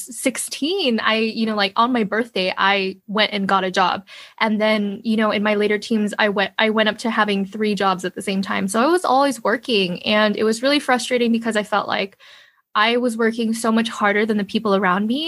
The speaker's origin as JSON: {"language": "English", "region": "New York", "country": "United States", "tie": "born or raised there", "said": "I was born in New York, but my family was already a family of five. They basically came here with basically nothing."}